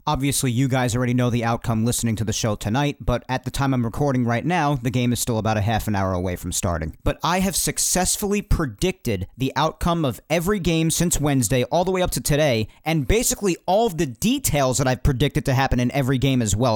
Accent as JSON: {"language": "English", "region": "New York", "country": "United States", "said": "us New Yorkers"}